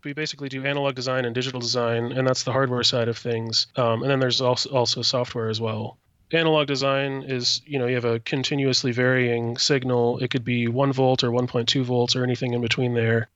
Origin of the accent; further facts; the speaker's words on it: Platteville, Wisconsin, United States; moved away as an adult; now in Madison, United States; I grew up in Platteville and went to college in Platteville as well.